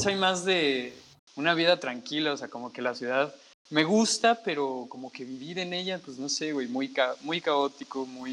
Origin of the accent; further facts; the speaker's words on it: Mexico; moved away; el, el, mexicano está dentro de mí